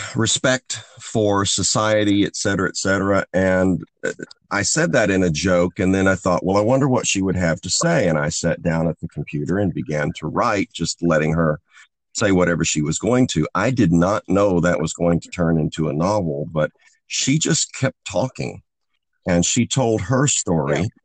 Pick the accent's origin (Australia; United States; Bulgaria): United States; the Ozarks; I grew up in Ozarks poverty in the rural Ozarks of the United States